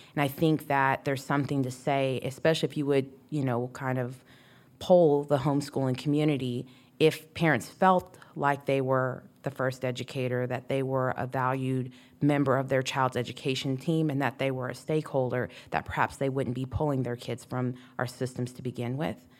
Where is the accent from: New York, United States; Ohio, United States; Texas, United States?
Texas, United States; moved away; The way we speak, we, I say, would say y'all, I'm from Texas